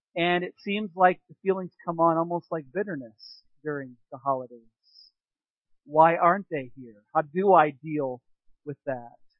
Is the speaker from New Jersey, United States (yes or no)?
no; Peoria, Illinois, United States; now in Three Lakes, United States; growing up in the Peoria area because they have a festival of lights there too